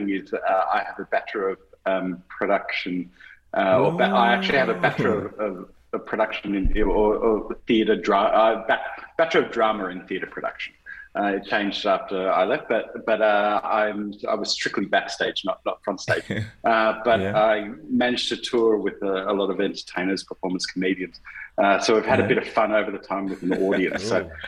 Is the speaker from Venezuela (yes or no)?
no; Melbourne, Victoria, Australia; I'm from Melbourne, born and bred, still live here in Melbourne